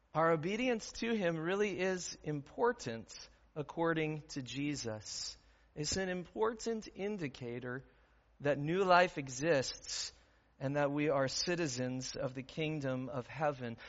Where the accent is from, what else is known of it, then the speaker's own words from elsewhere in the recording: Midwest, United States; also born or lived in Aurora; as Midwesterners